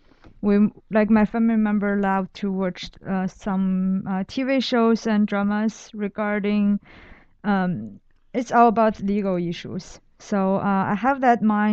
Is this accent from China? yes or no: yes; Dalian, Liaoning, China; moved away as an adult; now in Brooklyn, United States; I grew up in northern part of China. It's a city called Dalian